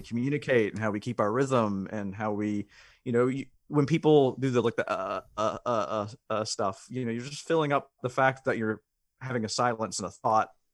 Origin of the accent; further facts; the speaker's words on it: the South, United States; I grew up in the South